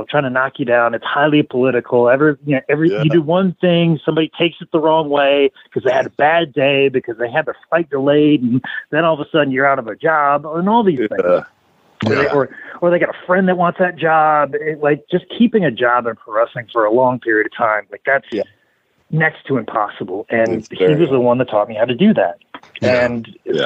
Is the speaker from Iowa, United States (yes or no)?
yes; Iowa, United States; I was born and raised in Iowa